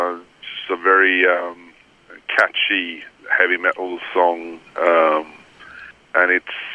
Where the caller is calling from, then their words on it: Gustavsberg, Stockholm County, Sweden; I'm calling you from Gustavsberg, outside of Stockholm, close to the sea.